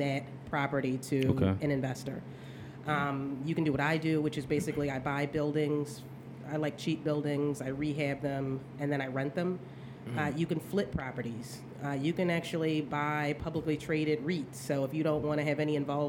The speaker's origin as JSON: {"language": "English", "town": "Philadelphia", "region": "Pennsylvania", "country": "United States", "tie": "born or raised there", "said": "I'm born and raised in Philadelphia"}